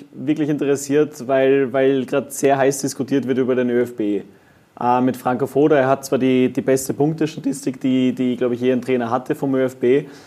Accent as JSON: {"language": "German", "country": "Germany", "said": "Aber ich kann das ja sagen, ich bin Deutscher, aber was wollt ihr?"}